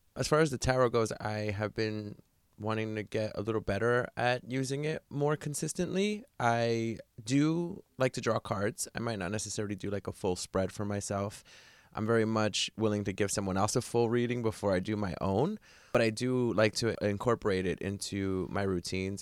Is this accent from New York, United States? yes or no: yes; New York City, New York, United States; moved away; my hometown, New York City